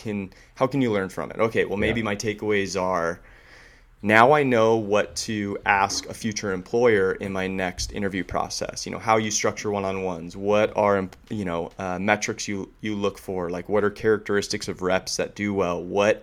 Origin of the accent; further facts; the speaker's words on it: San Diego, California, United States; also born or lived in Silicon Valley / New York; kid that grew up in San Diego